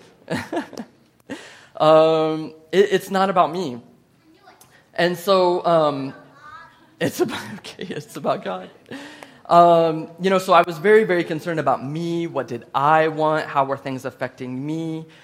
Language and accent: English; United States; I'm from the United States of America